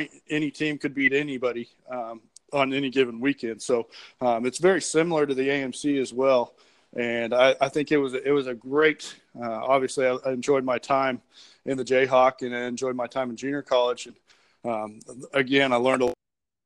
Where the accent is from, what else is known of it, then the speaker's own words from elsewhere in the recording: Hays, Kansas, United States; moved away as an adult; now in Fulton, United States; I grew up in Hays, Kansas, out in western Kansas